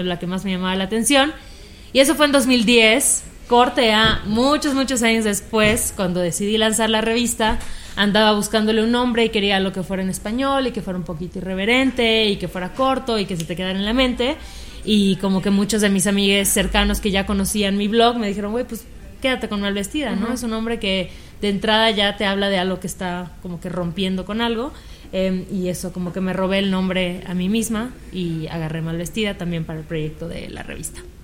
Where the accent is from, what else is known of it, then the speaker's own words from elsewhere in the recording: Mérida, Yucatán, Mexico; yo también estudié comunicación, también soy de Mérida